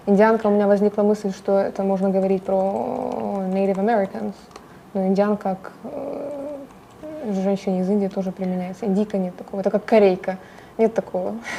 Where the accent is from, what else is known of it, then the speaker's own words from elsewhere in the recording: Ukraine; я украинка, я здесь родилась, выросла, конечно, у меня э, душа и сердце болит за свою страну